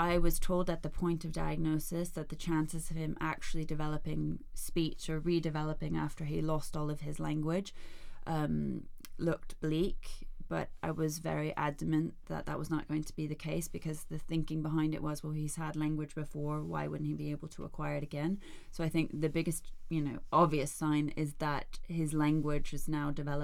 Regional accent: United States; moved away; also born or lived in Denmark; I'm Danish, although I grew up in the States.

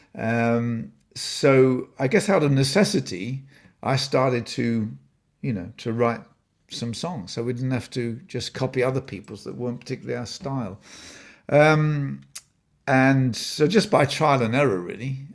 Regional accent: Blisworth, East Midlands, United Kingdom; moved away; so I was born in Northamptonshire, a little village called Blissworth, and he was the pastor of, uh, the Baptist chapel there. So that was my home for the first, uh, few years.

